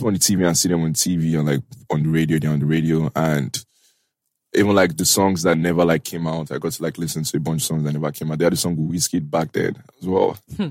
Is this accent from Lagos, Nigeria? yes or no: yes; Ikeja, Lagos, Nigeria; So I grew up in Ikeja, in a place called Adini Jones in Ikeja. That's where I grew up.